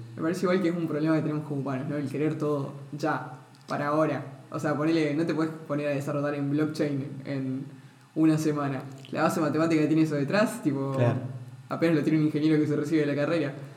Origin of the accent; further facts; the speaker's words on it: Misiones, Argentina; soy de Misiones